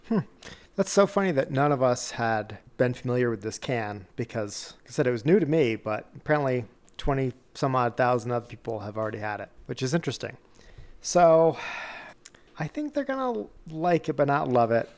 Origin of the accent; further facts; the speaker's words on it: near Boston and New York, Rhode Island, New England, United States; now in US West; us growing up near Boston and New York